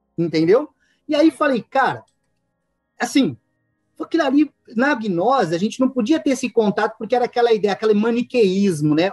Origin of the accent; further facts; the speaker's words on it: interior of São Paulo, Brazil; eu sou do interior de São Paulo, a 500 quilômetros da capital